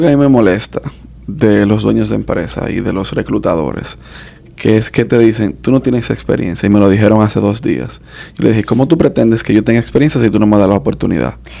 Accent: New York, United States; moved away; yo nací allá

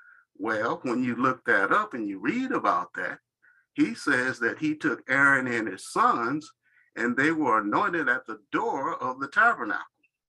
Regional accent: Muskegon, Michigan, United States; I'm from Muskegon.

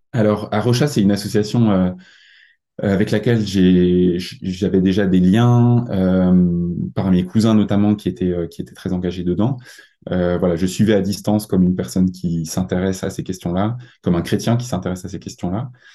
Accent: Mulhouse, Grand Est, France; je viens d'Alsace, plus, plus exactement euh, de Mulhouse

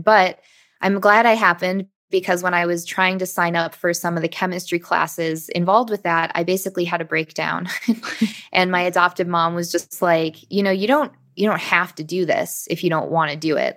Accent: Michigan, United States; I grew up in Michigan and this was a local school in Michigan

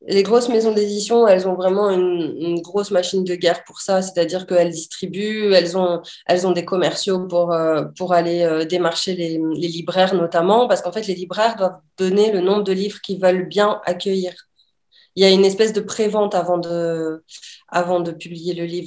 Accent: southern France, France; moved away as an adult; je suis revenue dans le sud de la France dans ma région natale, enfin de là où j'ai grandi

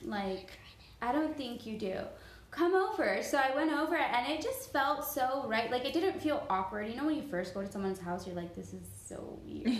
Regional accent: Miami, Florida, United States; moved away as an adult; now in Georgia, United States; I was born and raised in Miami

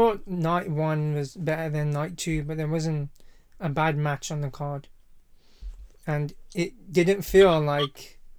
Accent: United Kingdom

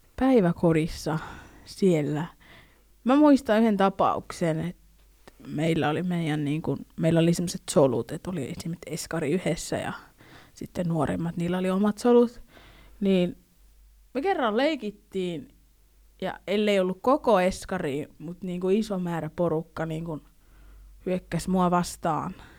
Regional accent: Finland; mä oon niinku suomalainen, tai sille, että mä oon syntynyt Suomessa

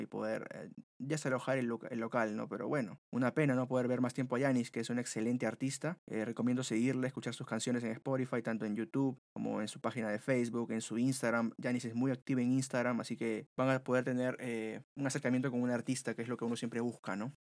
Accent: Peru; nosotros como oyentes peruanos

